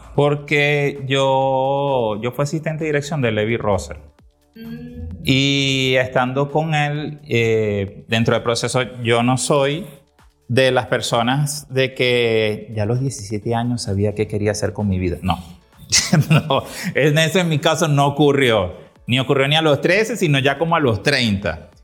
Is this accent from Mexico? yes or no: no; Venezuela; nosotros los venezolanos